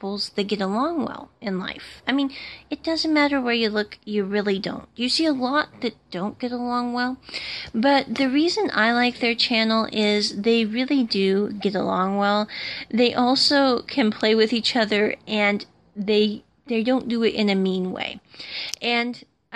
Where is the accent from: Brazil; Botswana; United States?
United States; I'm an American and I come from America